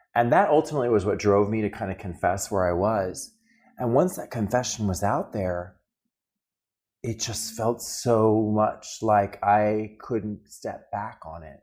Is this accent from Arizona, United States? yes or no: no; El Paso, Texas, United States; moved away as an adult; also born or lived in Germany; I was born in El Paso, Texas